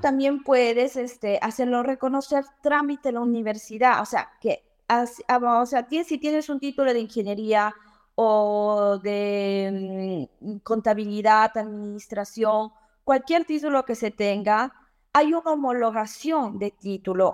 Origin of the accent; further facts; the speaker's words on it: Cobamba, Junín, Peru; moved away as an adult; also born or lived in Lima, Peru; now in Florence, Italy; soy de un pequeño pueblito, un pequeño pueblo en, de Tarma que se llama Cobamba.